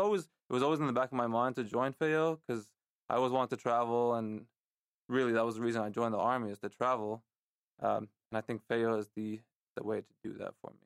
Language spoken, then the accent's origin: English; Lebanon; moved away; also born or lived in San Diego, California; growing up in Lebanon